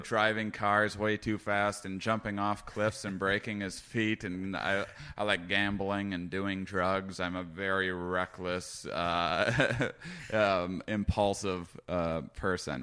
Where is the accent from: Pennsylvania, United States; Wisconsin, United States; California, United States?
Wisconsin, United States; moved away; I was from Wisconsin